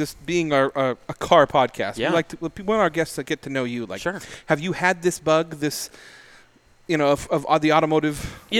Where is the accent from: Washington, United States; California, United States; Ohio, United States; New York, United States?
Washington, United States; Pullman; I was born in Pullman